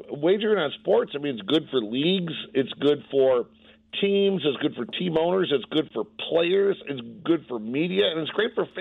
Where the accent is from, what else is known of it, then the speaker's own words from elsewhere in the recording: Detroit, Michigan, United States; now in Las Vegas, United States; I grew up in Detroit.